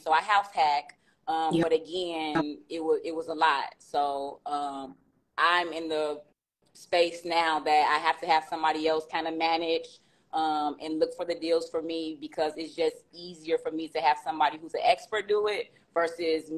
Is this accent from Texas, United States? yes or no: no; Chicago, Illinois, United States; I am from Chicago